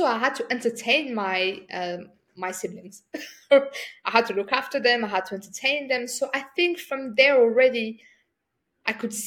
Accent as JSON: {"language": "English", "country": "France", "tie": "born or raised there", "said": "So I grew up in France. I'm from a North African background."}